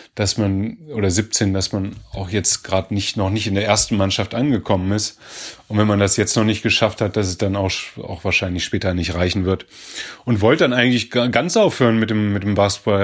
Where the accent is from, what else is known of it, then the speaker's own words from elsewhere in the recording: Göttingen, Lower Saxony, Germany; ich bin ja in Göttingen geboren